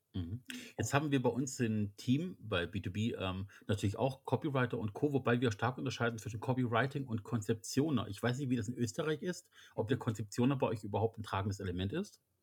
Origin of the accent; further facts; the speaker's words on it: Germany; als wir Deutschen